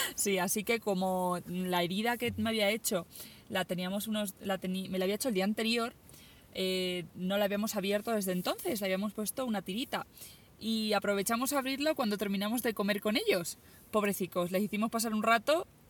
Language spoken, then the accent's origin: Spanish; Spain; first language Spanish; yo soy española